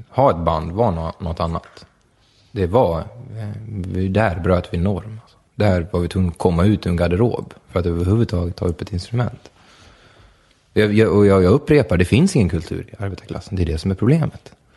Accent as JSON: {"language": "Swedish", "town": "Borlänge", "region": "Dalarna County", "country": "Sweden", "tie": "born or raised there", "said": "Vi är födda i Sverige och vi är födda i, i Borlänge"}